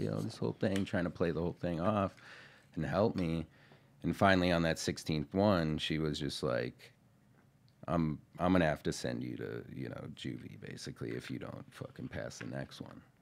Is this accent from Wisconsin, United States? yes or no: yes; Marathon County, Wisconsin, United States; I'm from Marathon County